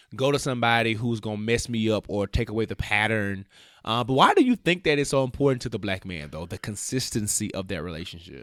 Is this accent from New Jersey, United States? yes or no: no; Memphis, Tennessee, United States; moved away; my barber in Memphis, my hometown